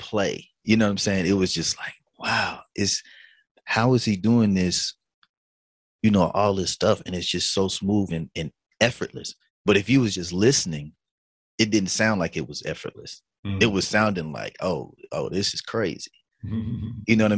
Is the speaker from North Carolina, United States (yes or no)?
yes; Butner, North Carolina, United States; I'm from Butner, North Carolina. That's Granville County